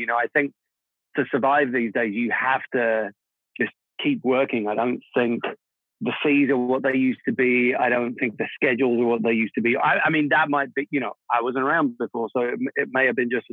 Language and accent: English; London, United Kingdom; first language Czech; English is a second language; moved away; also born or lived in Prague, Czech Republic; I was born in Prague in what was then Czechoslovakia. We emigrated to London when I was, I think, around about 9 years old. So I'm a double immigrant. I went to England, you know, not speaking English. Czech was my first language. And then I grew up there